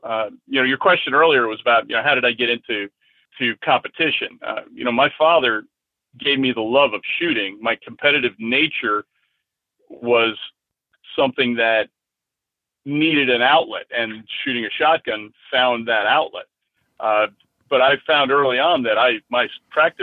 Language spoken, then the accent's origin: English; Middletown, New York, United States; also born or lived in Yonkers, New York; I was born in Yonkers and raised in Middletown, which Middletown, New York at the time was quite a rural area